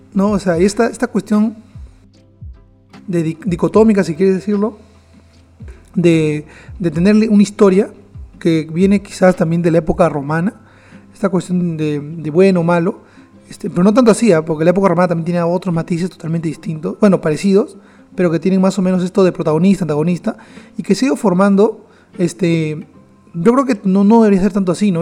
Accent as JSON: {"language": "Spanish", "country": "Peru"}